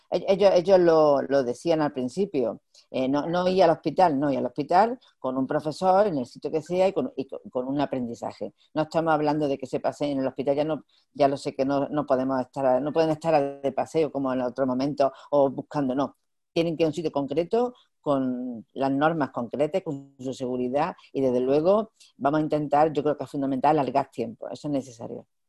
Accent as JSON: {"language": "Spanish", "region": "Andalusia", "country": "Spain", "said": "como buena andaluza"}